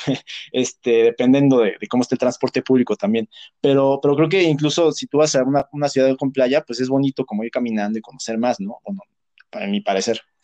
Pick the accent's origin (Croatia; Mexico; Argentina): Mexico; Texcoco, State of Mexico; yo no soy de la Ciudad de México, yo soy de Texcoco